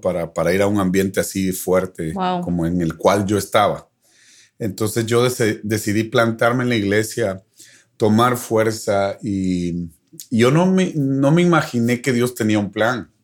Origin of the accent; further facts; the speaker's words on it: Guatemala; moved away as an adult; now in Dallas, United States; extraño mi tierra